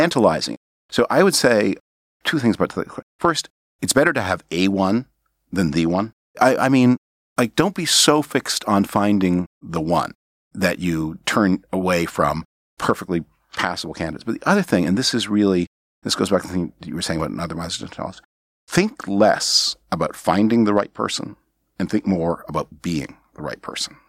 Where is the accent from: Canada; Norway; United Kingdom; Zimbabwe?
Canada; now in United States; I was born on Canadian territory